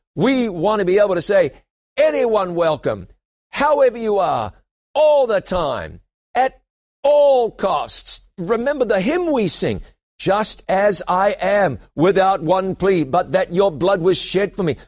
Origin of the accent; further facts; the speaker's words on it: New Zealand; moved away; also born or lived in London, United Kingdom; I went back to my home country of New Zealand